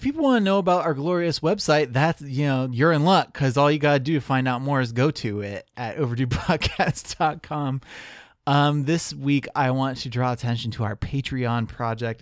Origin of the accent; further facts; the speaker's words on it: United States; as an American